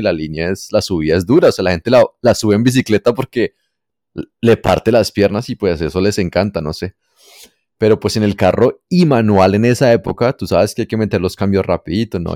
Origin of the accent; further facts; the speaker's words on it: Bogotá, Colombia; accent: rolo/cachaco; moved away; yo nací en Bogotá, Colombia allá por los años 80